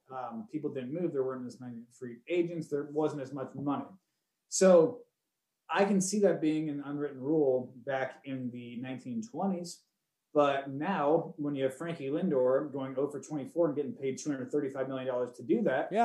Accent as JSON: {"language": "English", "town": "Cleveland", "region": "Ohio", "country": "United States", "tie": "born or raised there", "said": "where we grew up and everything in Cleveland"}